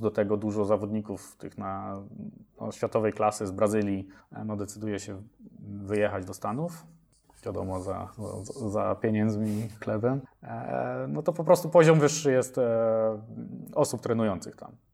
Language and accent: Polish; Mielec, Subcarpathian Voivodeship, Poland; now in Kraków, Poland; ja pochodzę z, e, z Podkarpacia, z mniejszego miasta Mielec, później po przeprowadzce do Krakowa